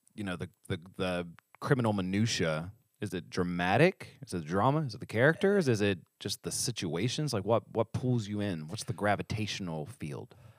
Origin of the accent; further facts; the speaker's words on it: West Virginia, United States; I'm from West Virginia, not New York.